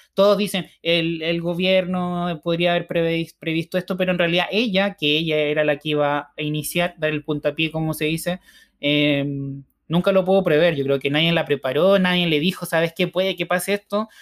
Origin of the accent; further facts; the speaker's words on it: Chile; muchos chilenos somos mitad español y mitad mapuche